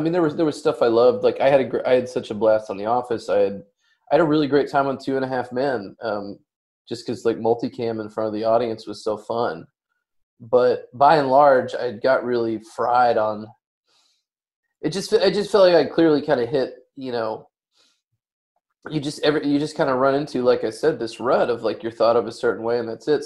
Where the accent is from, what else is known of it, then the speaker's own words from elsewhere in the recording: Hot Springs, Arkansas, United States; now in Los Angeles, United States; I'm also from Arkansas, and most of the book takes place in and around Hot Springs where I was born